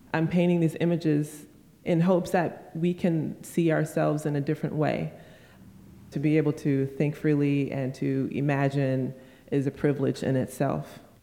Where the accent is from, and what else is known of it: United States